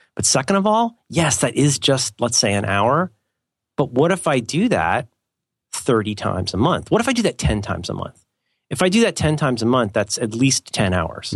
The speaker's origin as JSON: {"language": "English", "region": "England", "country": "United Kingdom", "said": "I'm an English guy"}